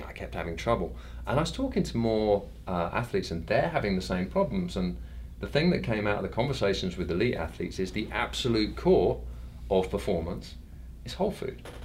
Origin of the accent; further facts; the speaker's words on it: London, United Kingdom; I'm a rare thing in London. I'm actually born in London, live in London.